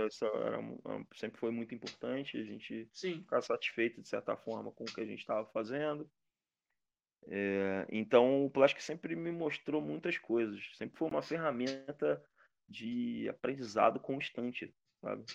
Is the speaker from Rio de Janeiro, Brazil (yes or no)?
yes; Rio de Janeiro, Brazil; Sou de Madureira